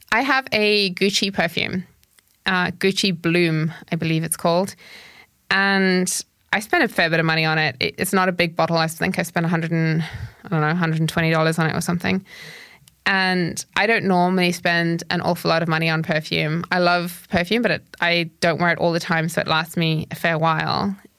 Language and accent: English; Zimbabwe; when I grew up, I grew up in Zimbabwe